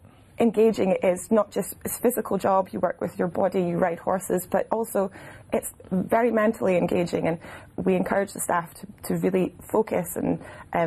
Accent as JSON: {"language": "English", "town": "Edinburgh", "region": "Scotland", "country": "United Kingdom", "tie": "born or raised there", "also_born_or_lived": "Glasgow", "said": "I'm an Edinburgh girl. Edinburgh, yeah. So literally went all through school."}